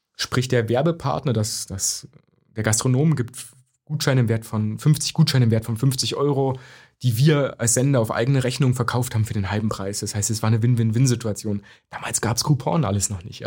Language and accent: German; Bavaria, Germany; also born or lived in Zerbst, Saxony-Anhalt; nach dem Mauerfall sind wir nach Bayern gezogen